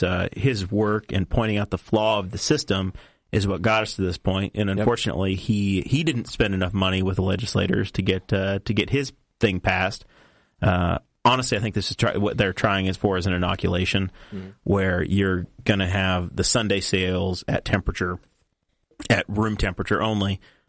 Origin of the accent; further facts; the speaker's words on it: New York, United States; I'm from New York, and I have learning, so it's not really my real problem.